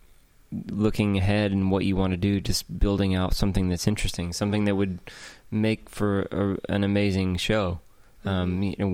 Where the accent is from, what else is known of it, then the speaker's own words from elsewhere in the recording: Georgia, United States; now in Nashville, United States; I'm from Georgia